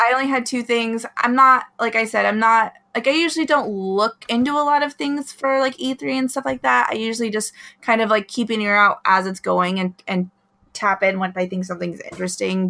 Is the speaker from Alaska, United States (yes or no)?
yes; Alaska, United States; moved away; I grew up in Alaska